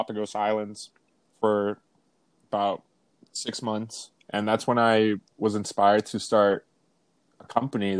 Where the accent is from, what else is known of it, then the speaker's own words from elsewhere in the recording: Canada; also born or lived in Venezuela; I was born in Venezuela, but I grew up in Canada.